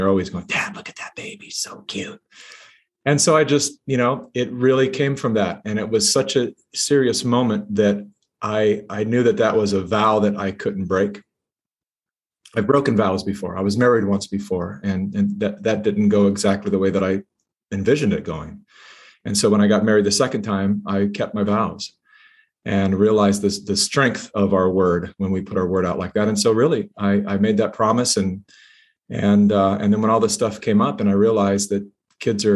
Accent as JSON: {"language": "English", "town": "Sacramento", "region": "California", "country": "United States", "tie": "born or raised there", "also_born_or_lived": "Hollywood", "moved": "as an adult", "said": "my hometown of Sacramento, California"}